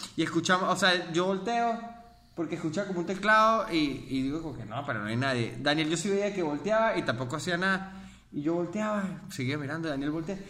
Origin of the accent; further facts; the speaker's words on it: Mérida, Venezuela; yo soy de Mérida